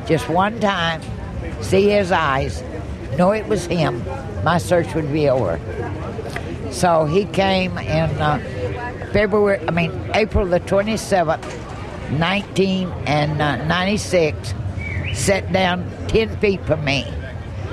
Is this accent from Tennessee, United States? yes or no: yes; Franklin, Tennessee, United States; in Franklin, Tennessee, in my hometown